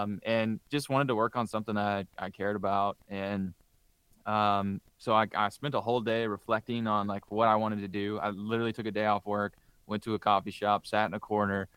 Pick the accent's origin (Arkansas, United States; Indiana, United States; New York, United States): Indiana, United States; Southern; growing up in Southern Indiana